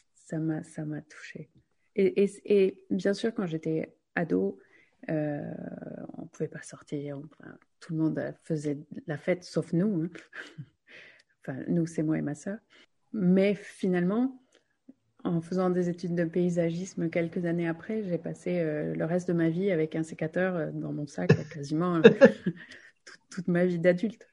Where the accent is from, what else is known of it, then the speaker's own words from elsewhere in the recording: Gironde, Nouvelle-Aquitaine, France; on a grandi quand même en Gironde